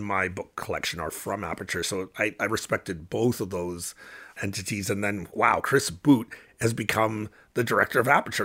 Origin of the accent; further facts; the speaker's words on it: Windsor, Ontario, Canada; I was growing up in Windsor, which was a stop on the Underground Railroad